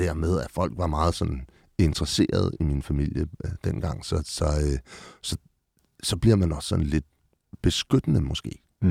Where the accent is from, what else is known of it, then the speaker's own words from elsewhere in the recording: Copenhagen, Capital Region of Denmark, Denmark; jeg er født på Rigshospitalet, men opvokset, øh, født og øh, born and raised på Amager